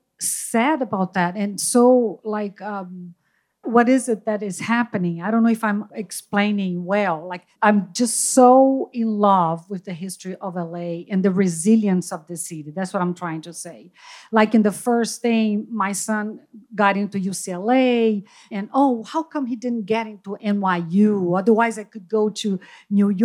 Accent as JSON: {"language": "English", "region": "Rio de Janeiro", "country": "Brazil", "moved": "as an adult", "lives_now": "Mission Viejo, United States", "said": "I'm originally from Rio, Brazil, but I've been living here in Mission"}